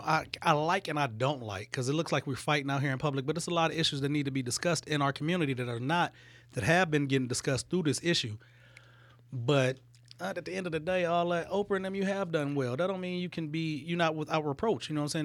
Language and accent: English; Detroit, Michigan, United States; I grew up in Detroit